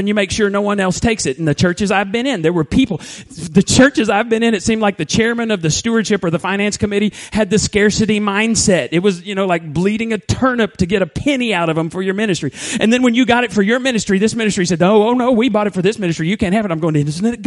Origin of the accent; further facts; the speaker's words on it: Borger, Texas, United States; moved away as an adult; In third grade, we moved to First Baptist, Borger, and I actually graduated high school there